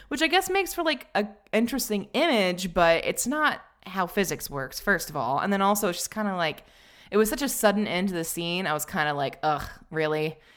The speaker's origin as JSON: {"language": "English", "region": "Tennessee", "country": "United States", "said": "I'm from the South, because Tennessee is pretty firmly in the South"}